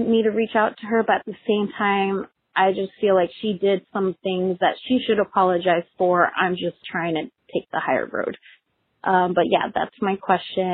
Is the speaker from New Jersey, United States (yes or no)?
yes; New Jersey, United States; moved away as an adult; now in Santa Cruz, United States; I originally live in Santa Cruz, California, but I am originally from New Jersey